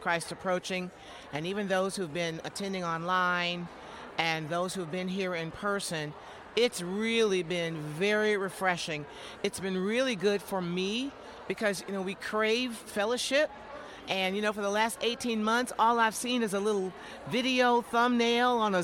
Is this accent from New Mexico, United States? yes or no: no; Jackson, Michigan, United States; moved away as an adult; also born or lived in Atlanta area; now in West Georgia, United States; I moved down from my hometown of Jackson, Michigan, where I was born and raised in my preacher daddy's house